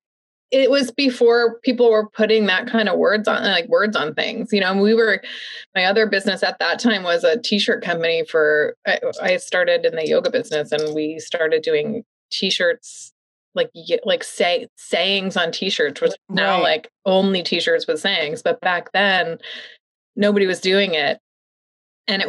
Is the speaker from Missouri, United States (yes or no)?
yes; St. Louis, Missouri, United States; moved away as an adult; I'm from the Midwest, from St. Louis